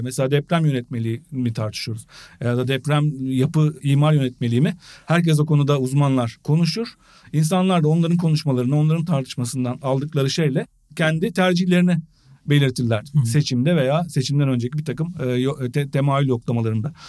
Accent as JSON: {"language": "Turkish", "region": "Eskişehir", "country": "Turkey", "said": "ben Eskişehirliyim"}